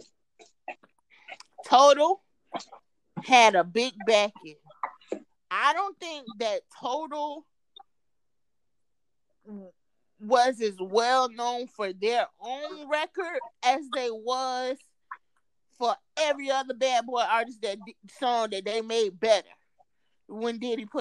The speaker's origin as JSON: {"language": "English", "region": "Florida", "country": "United States", "said": "I'm from Florida"}